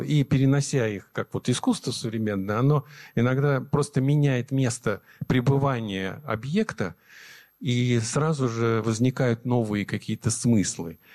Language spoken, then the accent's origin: Russian; Nizhniye Sergi, Sverdlovsk Oblast, Russia; moved away; мы жили, я родился в Нижней Сегах, а это родина моей мамы